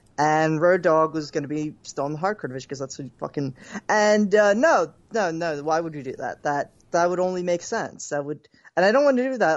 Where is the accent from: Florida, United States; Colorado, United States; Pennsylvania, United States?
Pennsylvania, United States; Philadelphia; My hometown.